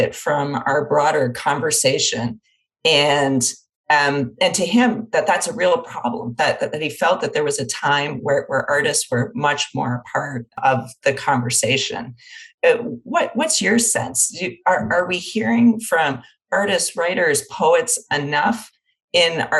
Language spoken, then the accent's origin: English; Windsor, Ontario, Canada; I'm from Windsor, Ontario